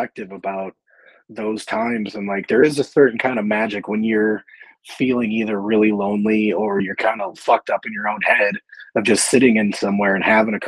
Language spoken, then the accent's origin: English; Chicago, Illinois, United States; I grew up in Chicago